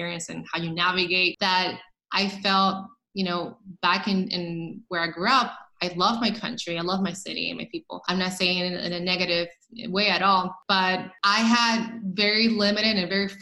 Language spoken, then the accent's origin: English; Dominican Republic; moved away as an adult; also born or lived in Brooklyn; I grew up in Dominican Republic. I don't know if a lot of people know that, but I was in Dominican Republic until I was shy of 20. So I came here as an adult